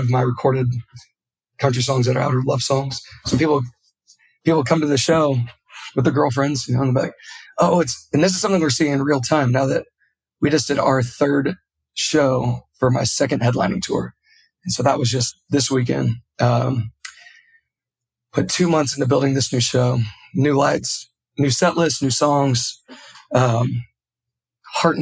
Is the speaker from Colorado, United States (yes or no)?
no; Yuba City, California, United States; growing up in Northern California in such a hub of like being so close to the Bay Area, loving hip hop growing up because of it, being so close to, Yuba City is nothing but farms